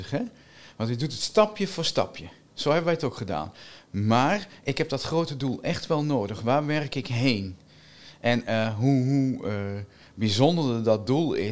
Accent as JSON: {"language": "Dutch", "town": "Winterswijk", "region": "Gelderland", "country": "Netherlands", "tie": "born or raised there", "lives_now": "Wageningen, Netherlands", "said": "Ik kom uit Winterswijk. Eh, maar ik woon al langer in Wageningen dan dat ik ooit in Winterswijk heb gewoond. En toch, ja, dat blijft. Hè. Ik kom uit Winterswijk"}